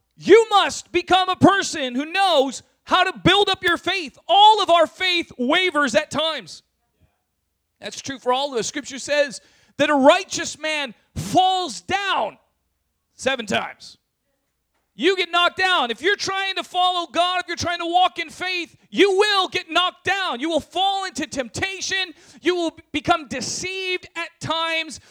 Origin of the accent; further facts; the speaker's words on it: San Diego, California, United States; moved away as an adult; also born or lived in Berkeley; I was from San Diego. I was used to my suburban life and having, you know, my own room and privacy